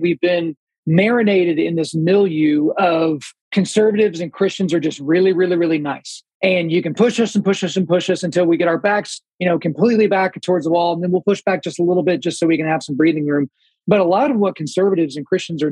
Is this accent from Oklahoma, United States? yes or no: yes; Oklahoma, United States; I was born in Oklahoma